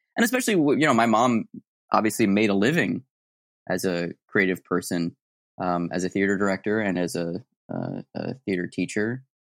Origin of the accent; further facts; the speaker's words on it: Tucson, Arizona, United States; moved away; I'm from Tucson, Arizona originally